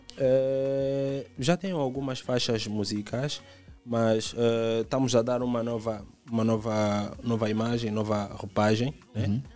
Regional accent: Rocha Pinto, Luanda Province, Angola; eu venho do Rocha Pinto

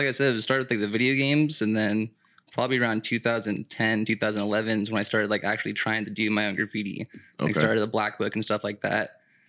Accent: California, United States; Yeah, so I grew up like around Santa Cruz County, but I grew up like in the sticks. So we weren't in town or anything. We're out in the mountains and the forest.

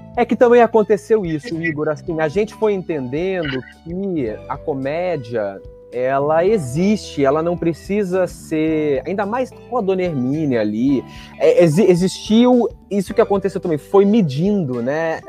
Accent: Rio Grande do Sul, Brazil; eu que sou gaúcho também

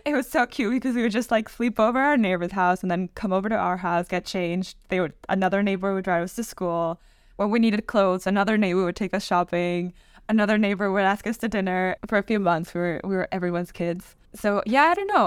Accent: Mexico; moved away as an adult; now in Oxford, United Kingdom; I was born and raised in Mexico

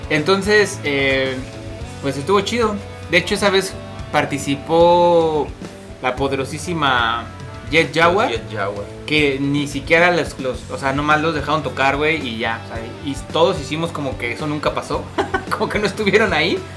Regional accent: Mexico City, Mexico; venimos de la Ciudad de México

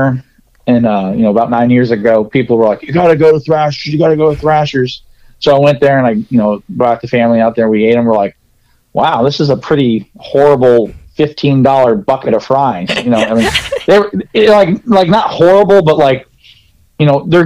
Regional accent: California, United States; moved away; I'm from California originally.

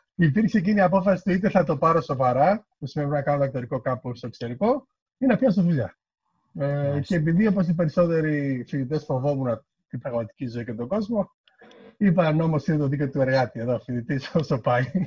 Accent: Kavala, Eastern Macedonia and Thrace, Greece; moved away as an adult; also born or lived in Thasos / Thessaloniki / Edinburgh; μεγάλωσα στην Καβάλα

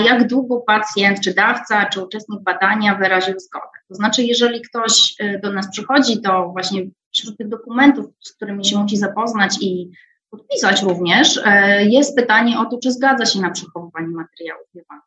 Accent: Wrocław, Lower Silesian Voivodeship, Poland; a jestem sama wrocławianką.

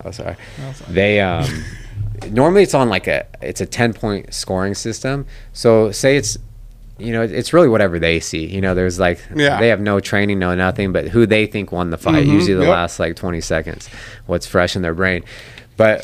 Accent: Sacramento, California, United States; I always wanted to fight in my hometown of Sac at Arco

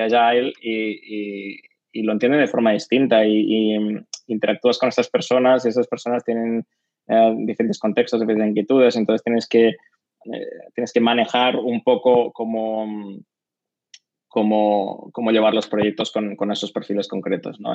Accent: Barcelona, Catalonia, Spain; soy de Barcelona, catalán

